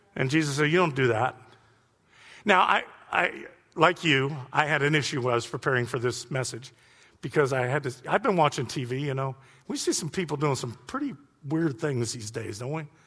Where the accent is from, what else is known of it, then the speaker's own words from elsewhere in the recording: Youngstown, Ohio, United States; moved away; I'm from Youngstown